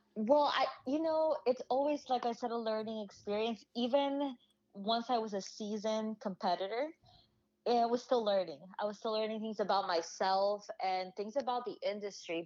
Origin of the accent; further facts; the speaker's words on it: Honduras; now in United States; I'm originally from Honduras